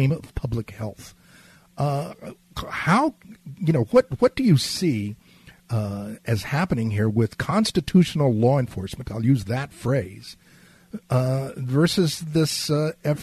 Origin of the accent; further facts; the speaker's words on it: Laredo, Texas, United States; I was born in Laredo, Texas